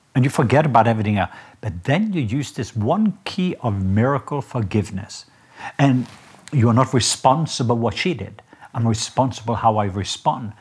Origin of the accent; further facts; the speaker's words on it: Norway; now in United States; I'm Norwegian